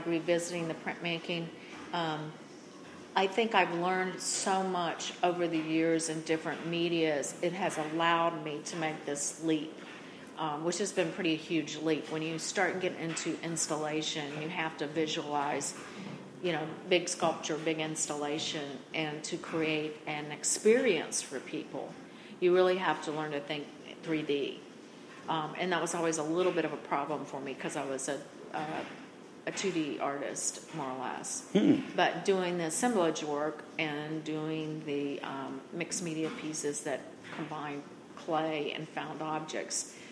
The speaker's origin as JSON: {"language": "English", "region": "North Carolina", "country": "United States", "tie": "born or raised there", "said": "I grew up in North Carolina with a family that both families came from farming families"}